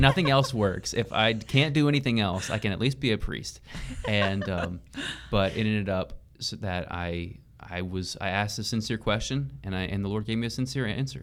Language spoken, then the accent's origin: English; Tyler, Texas, United States; I grew up in the Tyler area and I grew up in East Texas